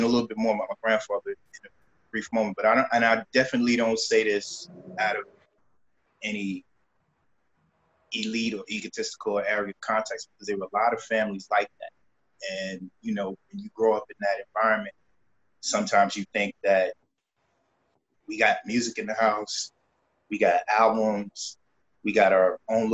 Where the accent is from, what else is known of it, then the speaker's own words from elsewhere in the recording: Brooklyn, New York, United States; Born and raised in Brooklyn, New York.